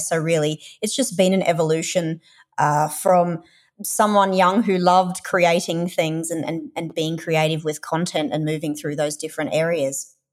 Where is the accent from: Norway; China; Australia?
Australia; accent: Australian; moved away as an adult; also born or lived in United Kingdom / Europe / North America; we're Australian, if you can't tell from my accent